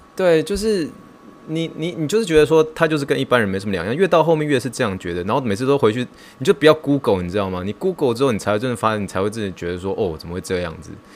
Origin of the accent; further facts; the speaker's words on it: Taiwan; 我来自台湾